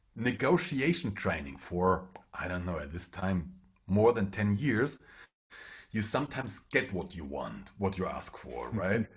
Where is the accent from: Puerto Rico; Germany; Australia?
Germany; first language German; English is a second language; I'm a German, so English is not my first language